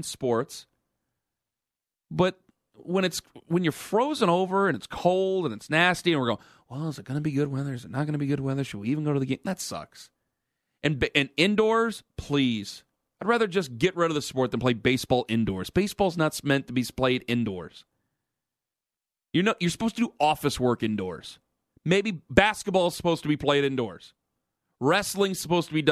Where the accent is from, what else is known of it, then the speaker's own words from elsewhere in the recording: Cleveland, Ohio, United States; now in New York, United States; I'm from Cleveland